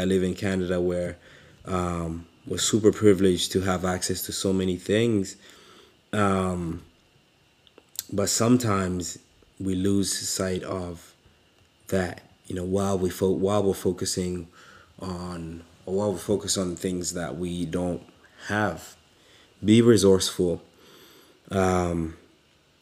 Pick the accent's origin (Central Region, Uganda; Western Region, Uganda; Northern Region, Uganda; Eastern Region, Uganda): Central Region, Uganda; Kampala; moved away; I grew up in Uganda, in a little slum called Katwe